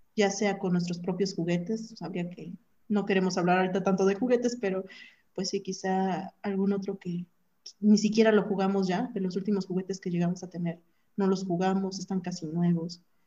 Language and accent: Spanish; Mexico; Como buen mexicano